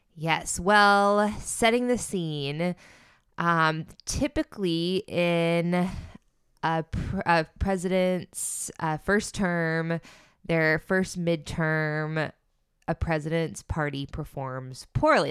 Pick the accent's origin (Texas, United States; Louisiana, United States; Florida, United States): Florida, United States; I'm from Florida